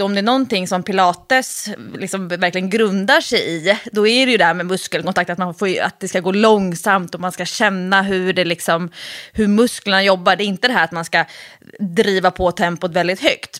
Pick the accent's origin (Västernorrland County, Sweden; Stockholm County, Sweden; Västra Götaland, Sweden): Stockholm County, Sweden; Stockholm; när jag var kanske då 13, nej förlåt, 15, 16. Eh, och som stockholmare